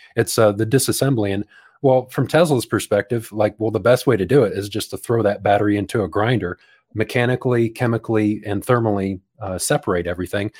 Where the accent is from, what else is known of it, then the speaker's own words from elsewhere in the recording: United States; moved away as an adult; now in New Zealand; near my hometown